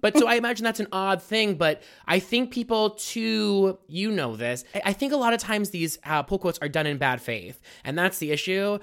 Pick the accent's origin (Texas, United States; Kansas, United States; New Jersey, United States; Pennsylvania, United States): Pennsylvania, United States; Pittsburgh; I'm born and raised in Pittsburgh